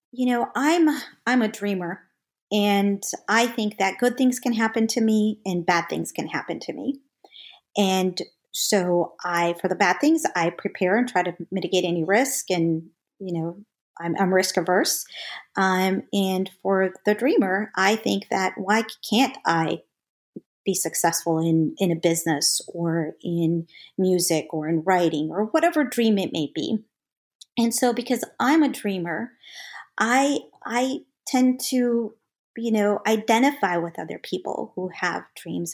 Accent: St. James, Minnesota, United States; moved away as an adult; also born or lived in Mexico; now in Atlanta, United States; we moved into a small town, um, about four thousand people in, uh, Minnesota, Saint James, Minnesota

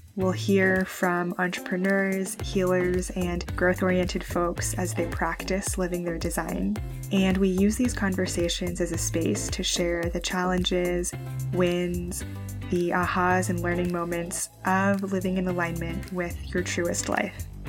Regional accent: San Francisco Bay Area, California, United States; I grew up in the San Francisco Bay Area

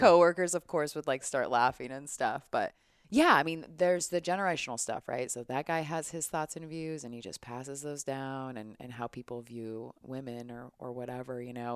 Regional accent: United States; as an American citizen

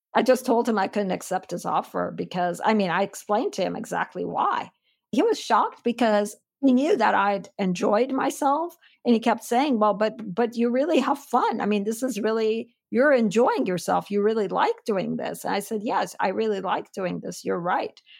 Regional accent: Istanbul, Turkey; moved away as an adult; also born or lived in Chicago / Stanford; I was born and raised in Istanbul. I'm full-blooded Armenian who grew up in Turkey.

